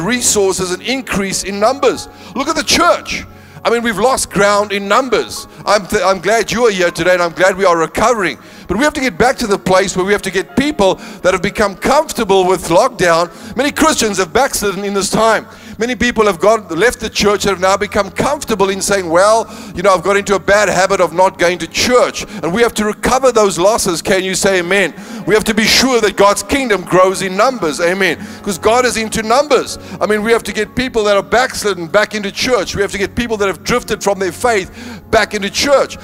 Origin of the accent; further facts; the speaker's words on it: Northern Cape, South Africa; now in Cape Town, South Africa; I come from the Northern Cape. The highest thing we had there was a flyover